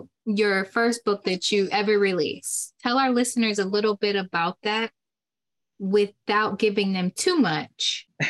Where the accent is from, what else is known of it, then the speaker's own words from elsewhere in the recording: Toledo, Ohio, United States; I'm born and raised in Toledo, Ohio. That's all the way up north, Ohio.